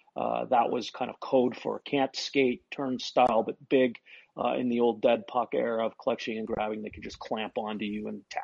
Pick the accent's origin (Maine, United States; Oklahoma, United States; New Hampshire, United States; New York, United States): New Hampshire, United States; moved away; also born or lived in Nebraska; I grew up in New Hampshire